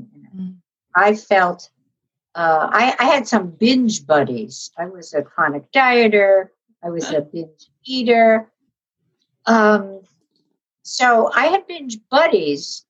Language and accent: English; New York City, New York, United States; I grew up in New York City